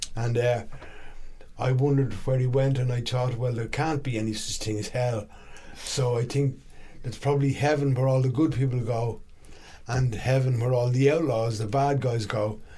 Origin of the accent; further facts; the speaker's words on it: Dublin, Leinster, Ireland; also born or lived in London; I was born in London actually to two Irish immigrants, but okay. they moved back to Ireland, and uh, I ended up living in Dublin